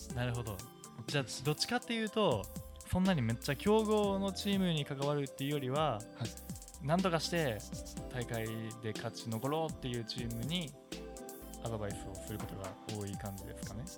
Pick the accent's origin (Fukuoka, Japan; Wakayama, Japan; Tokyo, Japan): Wakayama, Japan; now in Okinawa, Japan; 僕の地元和歌山に